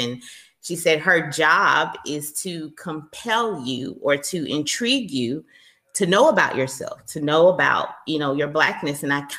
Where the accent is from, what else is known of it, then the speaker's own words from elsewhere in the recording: the South, United States; And then I'm from the South. So, you know, everything is like a big warm hug, glass of sweet tea down here.